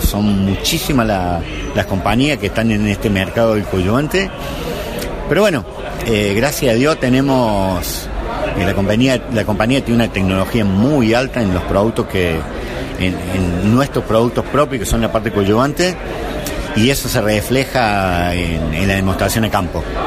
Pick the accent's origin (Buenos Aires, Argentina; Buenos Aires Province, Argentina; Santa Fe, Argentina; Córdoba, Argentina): Córdoba, Argentina; yo estuve en la Católica acá en Córdoba